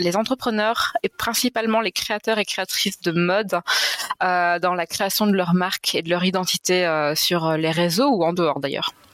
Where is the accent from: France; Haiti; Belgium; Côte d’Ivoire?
Belgium; Belgian Ardennes, Wallonia; je suis belge. je suis italo-ardennaise, pour être précise